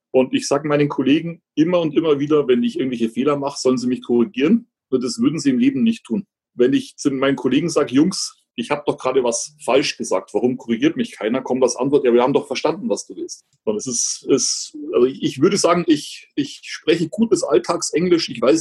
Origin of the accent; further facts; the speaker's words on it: Germany; now in United States; ich bin Deutscher, ich habe einen deutschen Pass, ich bin kein Amerikaner und ich fühle mich natürlich als Gast im Land.